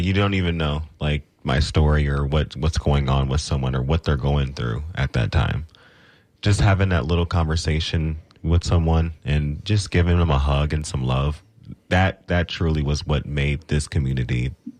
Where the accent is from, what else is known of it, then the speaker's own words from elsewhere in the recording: Cleveland, Ohio, United States; now in Tampa Bay, United States; That's why I'm here in Tampa Bay. I'm originally from Cleveland, Ohio, and that's what brought me down here.